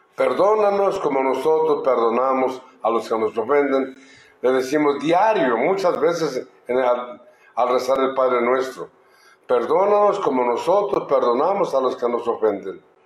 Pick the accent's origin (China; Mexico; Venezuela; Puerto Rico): Mexico; Telixtlahuaca, Oaxaca; mi pueblo, en Telistahuaca